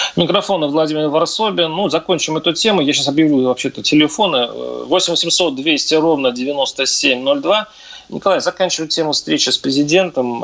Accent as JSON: {"language": "Russian", "region": "Mordovia", "country": "Russia", "said": "Я сам из Мордовии"}